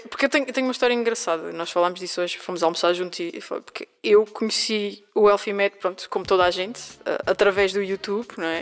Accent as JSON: {"language": "Portuguese", "town": "Angra do Heroísmo", "region": "Azores", "country": "Portugal", "tie": "born or raised there", "moved": "as an adult", "said": "cidade de Angra do Heroísmo, sítio onde nasci e vivi até os meus 18 anos"}